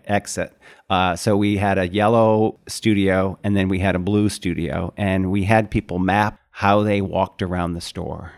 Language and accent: English; Syracuse, New York, United States; moved away; I grew up in Syracuse, New York